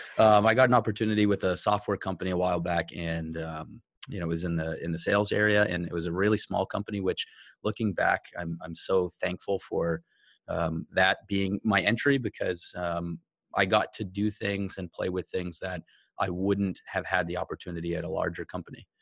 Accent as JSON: {"language": "English", "country": "United States", "tie": "born or raised there", "said": "a white guy growing up in America"}